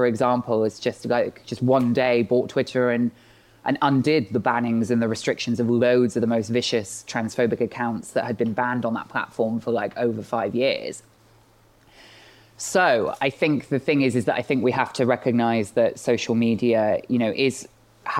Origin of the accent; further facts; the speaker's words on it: Bristol, South West England, United Kingdom; I grew up in Bristol. When I was, like living here and growing up here